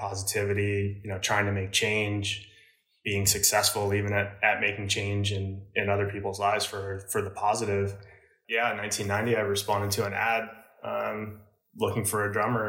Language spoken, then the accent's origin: English; New Jersey, United States; where I grew up in New Jersey. It was pretty suburban